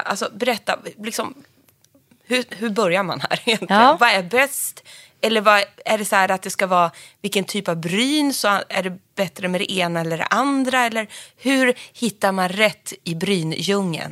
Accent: Sundsvall, Västernorrland County, Sweden; du låter som att du är från Sundsvall som jag

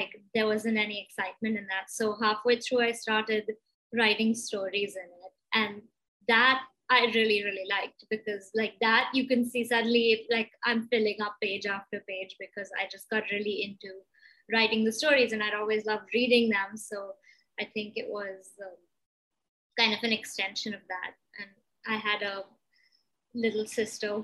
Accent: Mumbai, Maharashtra, India; I was born and brought up in Bombay, and I was going to school here

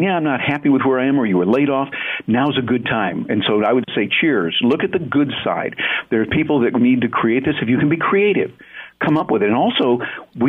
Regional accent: Michigan, United States; I grew up in Michigan with the auto industry and all

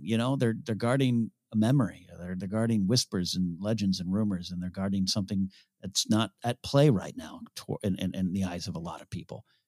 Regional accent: San Luis Obispo, California, United States; San Luis Obispo, my hometown

